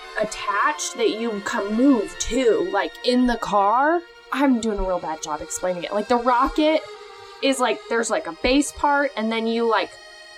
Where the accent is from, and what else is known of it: Atlanta, Georgia, United States